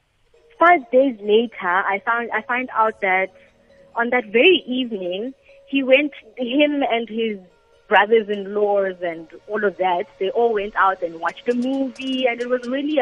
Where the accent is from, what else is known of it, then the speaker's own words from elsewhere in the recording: South Africa; I'm South African